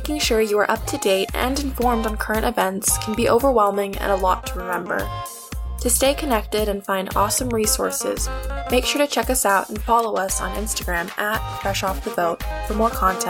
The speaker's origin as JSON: {"language": "English", "area": "Oahu", "region": "Hawaii", "country": "United States", "said": "Originally, I'm from the island of Oahu."}